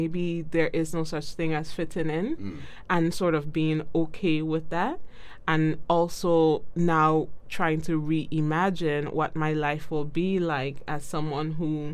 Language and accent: English; U.S. Virgin Islands; I am from the Virgin Islands, okay. Very specifically St. Croix, Virgin Islands.